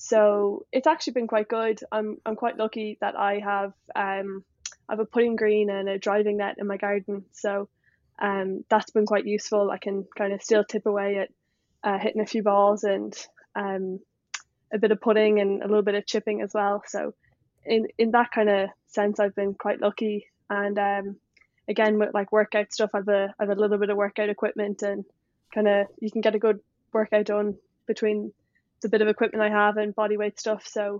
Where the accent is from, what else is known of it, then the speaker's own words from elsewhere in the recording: Leinster, Ireland; And so when if you ask me from that perspective, I guess I'd say I'm from Dublin. And I know in America and stuff, people ask you where you're from. I'm like, oh, just outside Dublin. But I guess I'm talking to Kildare people. You have to say Kildare.